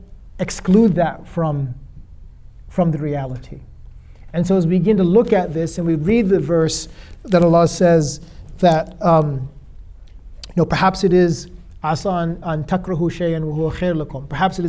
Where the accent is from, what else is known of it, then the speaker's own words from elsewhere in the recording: United States; being an American, a passport holder